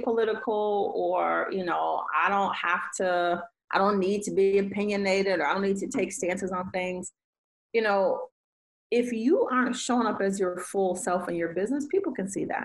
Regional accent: Detroit, Michigan, United States; I'm from Detroit

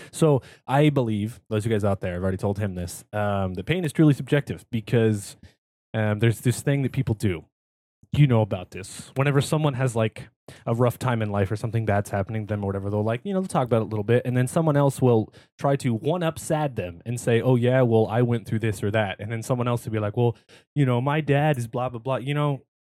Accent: California, United States; born or raised there

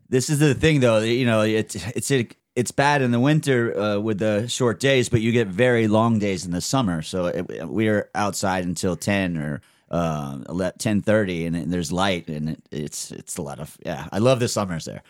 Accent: Fort Lauderdale, Florida, United States; moved away as an adult; also born or lived in North Carolina / Madrid, Spain; now in Amsterdam, Netherlands; I grew up in, uh, from Florida, North Carolina, that area, East Coast

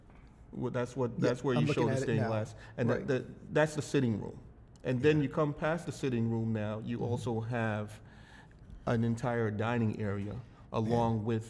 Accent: Jamaica; I'm from Jamaica. I'm from no running water.

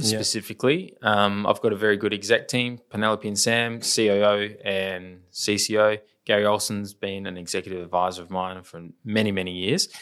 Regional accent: Adelaide, South Australia, Australia; we're from Adelaide

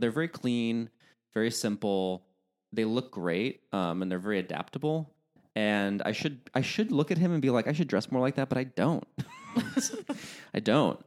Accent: United States; accent: American; my American accent

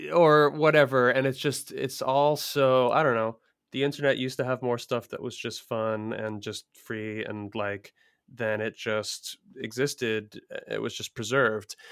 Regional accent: Philadelphia, Pennsylvania, United States; I'm from Philly, f, or, you know, grew up near Philly and lived in Philly

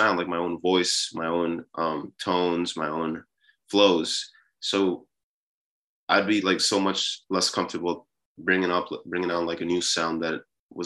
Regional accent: New York City, New York, United States; also born or lived in Peru; I was born in Peru. And I moved here when I was six, I think sometime between six and seven. It's a little blurry now because I'm getting older, but sometime around there, that's when I moved to New York City, and I basically just grew up here

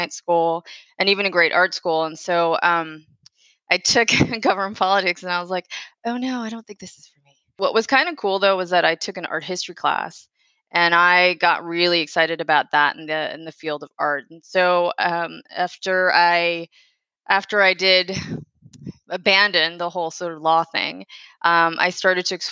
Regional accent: right outside of DC, Maryland, United States; moved away as an adult; also born or lived in Washington, D.C.; now in New York City, United States; Originally, I'm from DC. I grew up in Maryland and right outside of DC

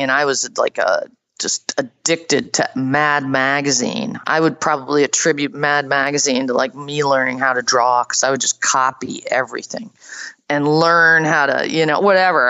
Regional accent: suburban Boston, Massachusetts, United States; I grew up in, you know, suburban Boston

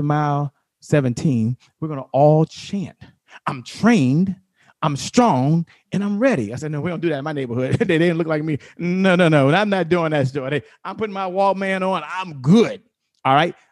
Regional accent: Washington, District of Columbia, United States; I'm from Washington, D.C.

